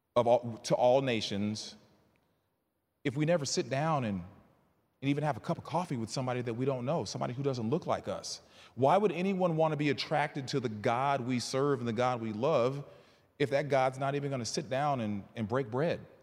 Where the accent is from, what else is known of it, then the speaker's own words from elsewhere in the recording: Bryan, Texas, United States; also born or lived in Northern Virginia; now in Houston, United States; I was raised in Bryan College Station